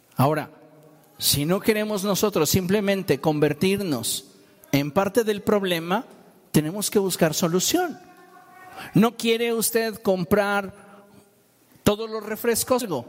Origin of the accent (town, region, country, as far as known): Mexico